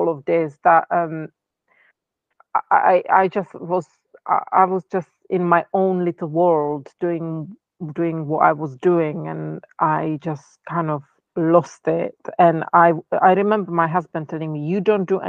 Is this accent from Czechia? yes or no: yes; Czechia; first language Czech; English is a second language; moved away; I'm from Czech Republic